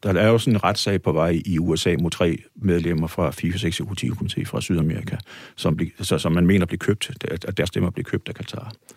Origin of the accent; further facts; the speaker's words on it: Odense, Southern Denmark, Denmark; hjemme i Odense